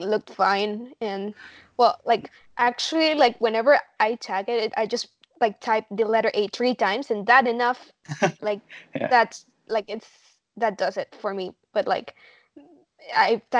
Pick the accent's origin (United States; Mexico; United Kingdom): Mexico; moved away as an adult; now in Spain; I come from Mexico, but I am actually right now living in Spain